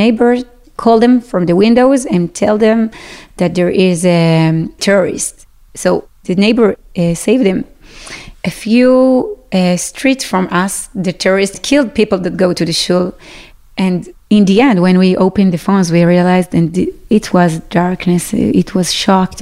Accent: Sderot, Southern District, Israel; English is a second language; moved away as an adult; now in Yeruham, Israel; I am from Sderot

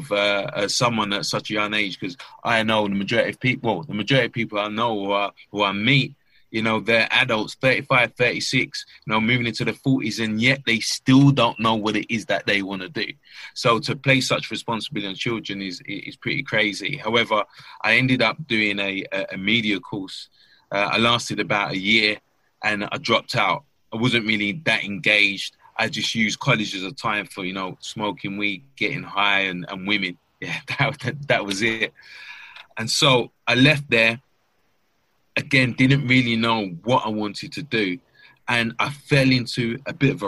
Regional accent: London, United Kingdom; I grew up in East London, Stratford, very much a financially deprived area

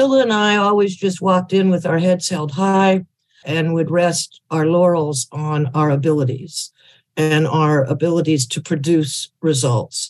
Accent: Berkeley, California, United States; I was raised in Berkeley

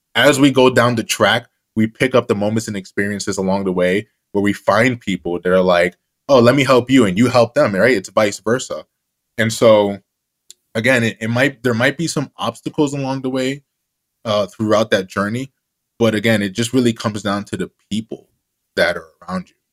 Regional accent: Jersey City, New Jersey, United States; the kid who was once in the back of the class, growing up in Jersey City, New Jersey

